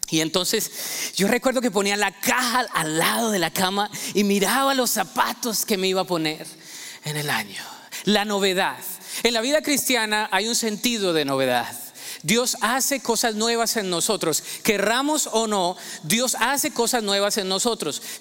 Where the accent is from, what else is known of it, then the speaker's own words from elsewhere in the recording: Colombia; Yo recuerdo que creciendo en Colombia, siempre había la tradición de que el 24 de diciembre nosotros nos poníamos una muda nueva de ropa, ¿no?